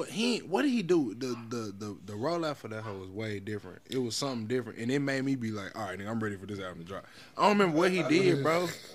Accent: the South, United States; we from the South.

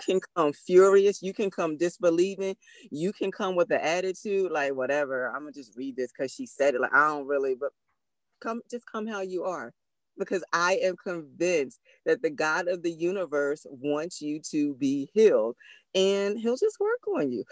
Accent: Philadelphia, Pennsylvania, United States; we're from Philly

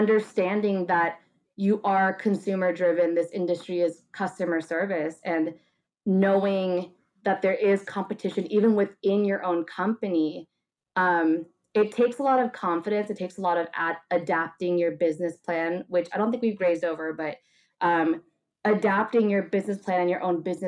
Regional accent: La Quinata, California, United States; Rach, like you and I grew up in La Quinata

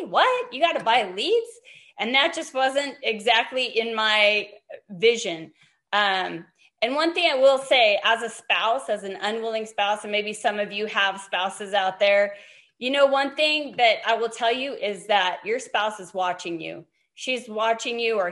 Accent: Montana, United States; moved away as an adult; also born or lived in Fresno, California; I'm from Montana, and I grew up there, born and raised there

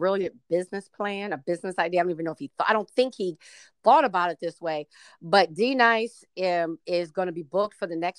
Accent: Texas, United States; also born or lived in Arlington, Virginia; my family's from Mexico, from Texas

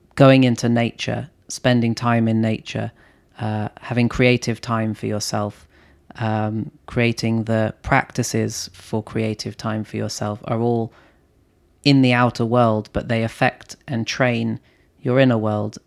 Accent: London, United Kingdom; I grew up in London

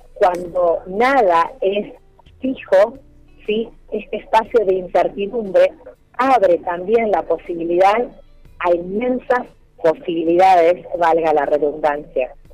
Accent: Argentina; como argentinos

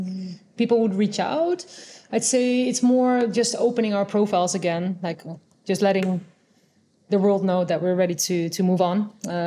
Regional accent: Netherlands; first language Dutch; English is a second language; moved away as an adult; also born or lived in Angola / Singapore / China; now in Hanoi, Vietnam

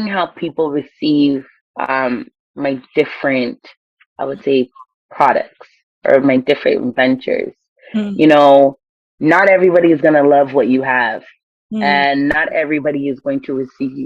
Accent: Ghana; I'm Ghanaian

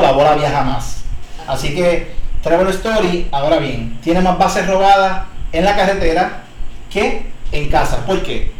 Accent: Puerto Rico; somos boricuas también

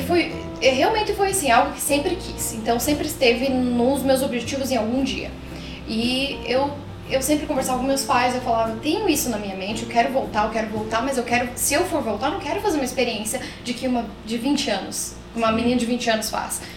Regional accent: Curitiba, Paraná, Brazil; moved away as an adult; now in Toronto, Canada; Mesmo sendo curitibana

